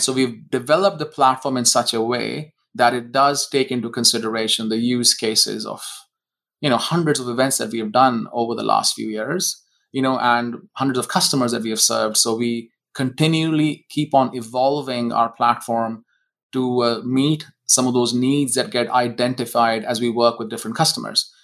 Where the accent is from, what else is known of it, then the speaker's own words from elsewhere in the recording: India; moved away as an adult; now in Seattle, United States; I was born in India.